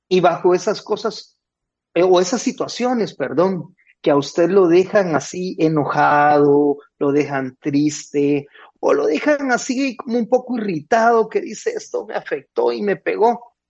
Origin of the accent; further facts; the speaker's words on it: Guatemala; now in Nicaragua; En Guatemala decimos